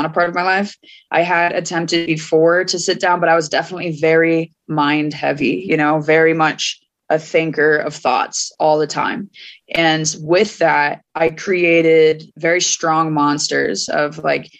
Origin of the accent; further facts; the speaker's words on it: Fort Collins, Colorado, United States; moved away as an adult; also born or lived in Portland, Oregon / Gold Hill, Oregon / Philadelphia / New Jersey; I went from my hometown of Fort Collins up to Portland, Oregon